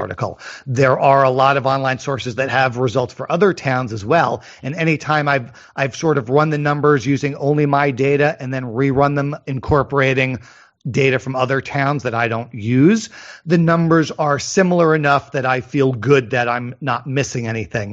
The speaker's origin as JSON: {"language": "English", "region": "Northeast", "country": "United States", "tie": "born or raised there", "said": "I grew up in the Northeast"}